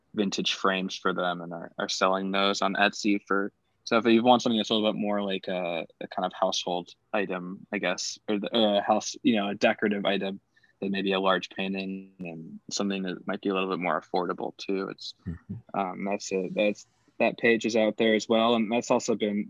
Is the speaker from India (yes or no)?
no; Spain; I grew up with in Spain